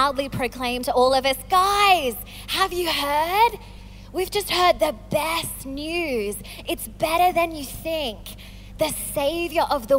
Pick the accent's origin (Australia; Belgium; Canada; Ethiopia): Australia; moved away as an adult; now in England; I'm Australian.